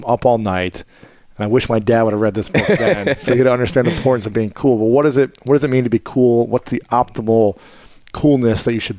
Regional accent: Ohio, United States; growing up in Ohio

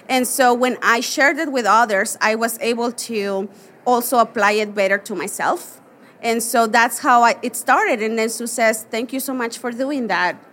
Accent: Veracruz, Mexico; born there; also born or lived in Hermosillo / Monterrey; Sí, yo nací en Veracruz, que es un estado en México que está en la costa, en la costa del Golfo de México. Nací ahí, pero nunca viví ahí.

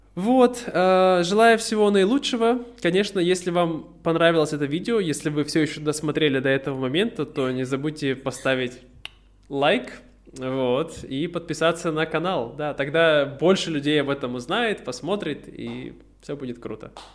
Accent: Irkutsk, Irkutsk Oblast, Russia; moved away as an adult

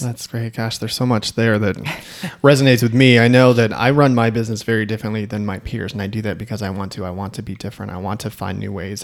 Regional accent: Chicago, Illinois, United States; moved away as an adult; also born or lived in Michigan; now in Idaho, United States; I'm from Chicago

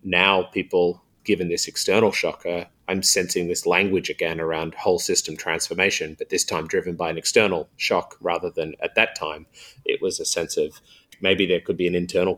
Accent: New South Wales, Australia; But say in my home state of New South Wales here in Australia, we have 2,200 schools.

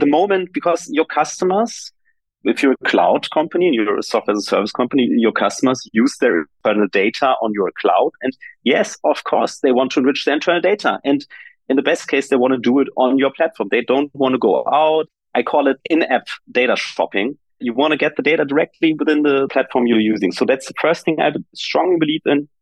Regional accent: Germany; I come from Germany

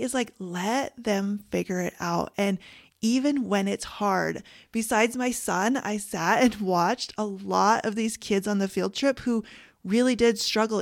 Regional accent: Canada; I'm Canadian

